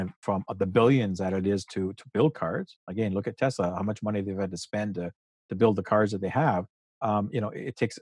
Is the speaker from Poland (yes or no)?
no; Canada; we're Canadian, we're you know, living in Canada